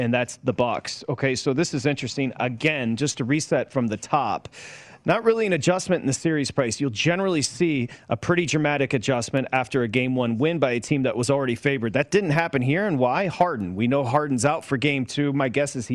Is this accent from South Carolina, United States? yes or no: no; outside of Detroit, Michigan, United States; growing up outside of Detroit